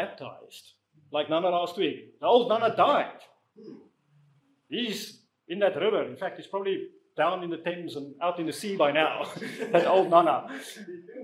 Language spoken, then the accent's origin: English; South Africa; moved away as an adult; also born or lived in Netherlands / Namibia / United Kingdom; now in Watford, United Kingdom; I grew up in South Africa. I was born there. I left when I was about 27